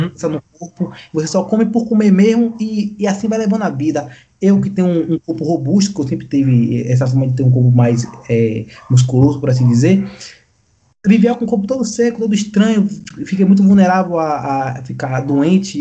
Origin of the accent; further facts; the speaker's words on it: Bahia, Brazil; nós, como baiano, temos a nossa tradição de comer no, em meio aquele prato cheio